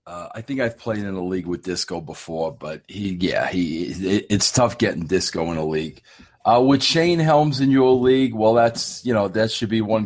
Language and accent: English; New York, United States; I grew up in New York